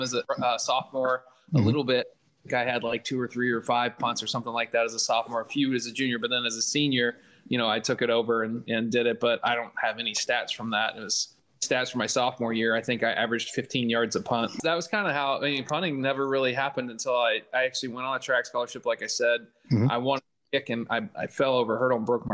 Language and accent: English; Kansas, United States; now in Florida, United States; I grew up in Kansas